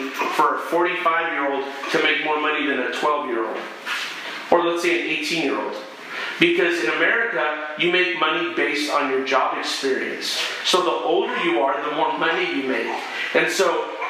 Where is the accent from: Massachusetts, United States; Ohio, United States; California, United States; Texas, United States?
California, United States; Berkeley; I was born in Berkeley. That's the culture I came out